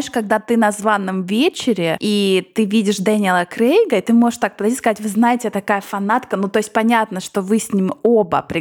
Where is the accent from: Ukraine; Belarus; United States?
United States; да я американка